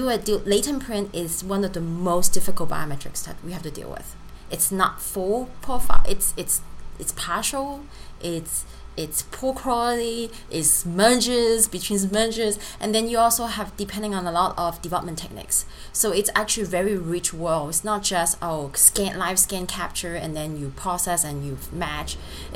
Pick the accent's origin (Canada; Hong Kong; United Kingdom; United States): Hong Kong; born there; English is a second language; also born or lived in France; Yes, I was born in Hong Kong.